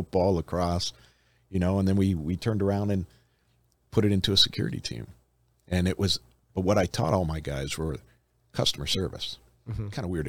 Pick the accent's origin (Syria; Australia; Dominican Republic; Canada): Canada; Toronto, Ontario; moved away as an adult; now in Las Vegas, United States; So I'm from Canada originally. I'm from Toronto.